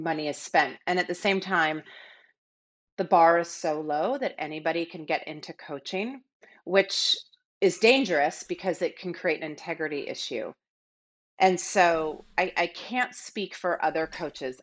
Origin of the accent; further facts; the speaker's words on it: Seattle, Washington, United States; I grew up in Seattle